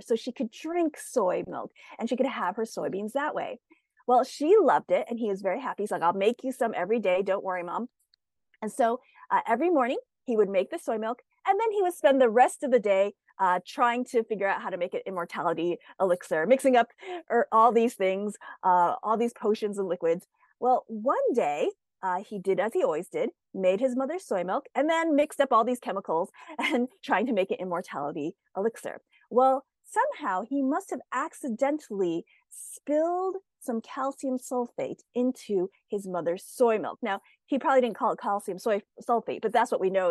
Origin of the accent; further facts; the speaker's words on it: United States; I am Asian, but I was born here in the United States